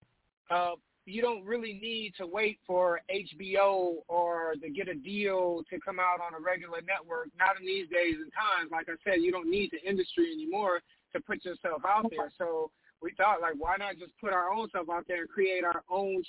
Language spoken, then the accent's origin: English; Los Angeles, California, United States; we're from Los Angeles, and in Los Angeles at that time, you know, gangster rap was like the prevalent thing